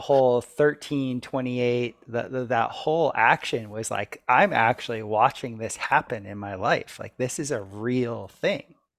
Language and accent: English; South Florida, United States; when I was growing up in South Florida